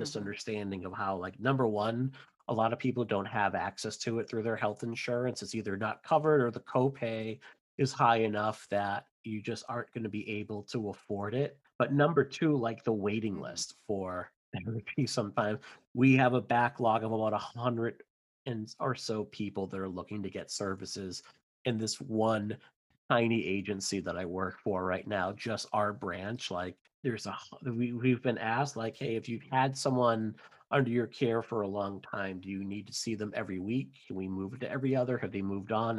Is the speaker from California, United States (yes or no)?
no; near Boston, Massachusetts, United States; from Massachusetts, born and raised near the Boston area